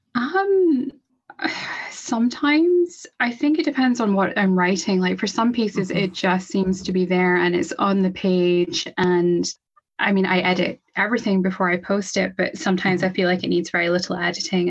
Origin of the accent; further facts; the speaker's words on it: Scotland, United Kingdom; I'm from Scotland. I'm in Scotland